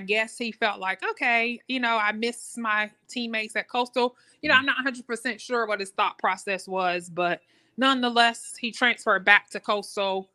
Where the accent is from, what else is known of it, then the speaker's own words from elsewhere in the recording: Richmond, Virginia, United States; moved away as an adult; also born or lived in Raleigh-Durham, North Carolina; now in Raleigh, United States; I'm originally from Richmond, Virginia, but came uh, here after high school, um, um, back to North Carolina.